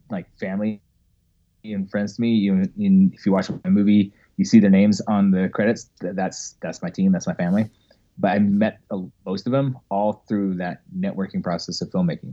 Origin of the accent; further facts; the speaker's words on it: Ogden, Utah, United States; also born or lived in Orlando, Florida; I'm originally from Ogden, Utah